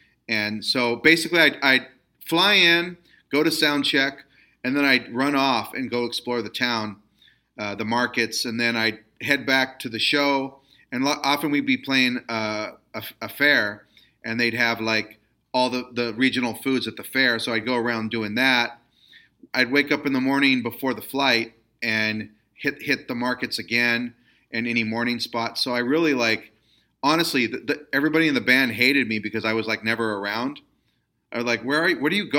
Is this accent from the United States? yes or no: yes; Stockton, California, United States; I'm a pocho and I grew up in Stockton, California. But my grandmother was from Aguascalientes.